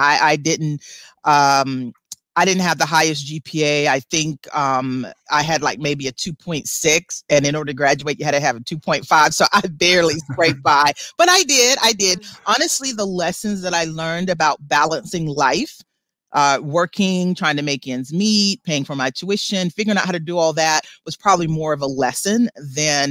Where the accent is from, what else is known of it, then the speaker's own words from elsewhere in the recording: South Carolina and Georgia, United States; I grew up in the South, South Carolina and Georgia.